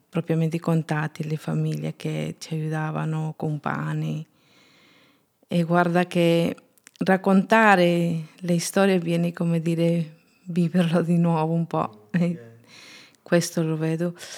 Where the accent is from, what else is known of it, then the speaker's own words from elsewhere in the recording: Junín, Peru; Italian is a second language; moved away as an adult; now in Italy; Sono peruviana, sono nata il 25 dicembre 1979 in Junín, Perù